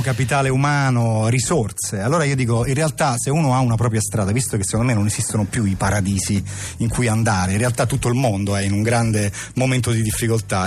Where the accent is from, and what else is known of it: Italy